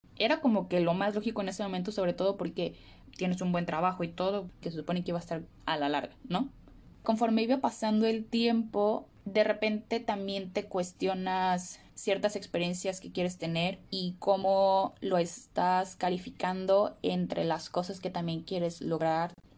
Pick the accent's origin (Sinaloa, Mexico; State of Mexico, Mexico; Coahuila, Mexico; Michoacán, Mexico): Michoacán, Mexico; Morelia; moved away as an adult; also born or lived in Mexico City, Mexico; now in Australia; soy originaria de México, de una ciudad que se llama Morelia